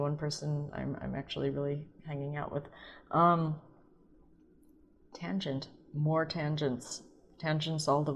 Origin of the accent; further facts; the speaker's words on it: St. Louis, Missouri, United States; I'm from St. Louis